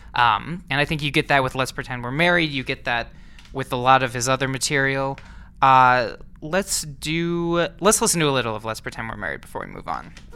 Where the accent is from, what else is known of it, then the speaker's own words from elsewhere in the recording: Saint Paul, Minnesota, United States; moved away; I'm from the Twin Cities originally. I'm from Saint Paul, Minnesota